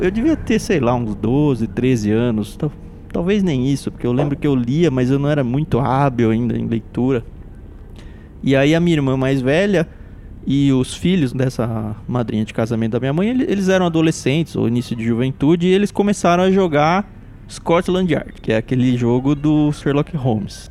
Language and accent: Portuguese; Jundiaí, São Paulo, Brazil; now in São Paulo, Brazil; Eu cresci no interior, em Jundiaí